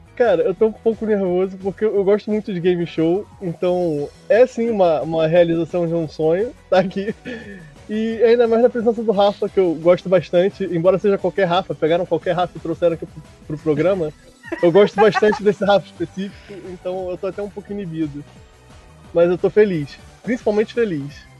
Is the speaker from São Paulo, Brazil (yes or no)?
no; Rio de Janeiro, Brazil; accent: Rio de Janeiro; Eu sou do Rio de Janeiro. Moro em tá Jacarepaguá